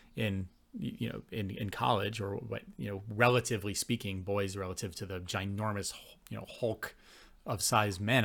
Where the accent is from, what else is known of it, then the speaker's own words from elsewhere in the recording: Buffalo, New York, United States; moved away as an adult; also born or lived in Gainesville, Florida / Calgary; now in Canada; growing up in Buffalo in the eighties and nineties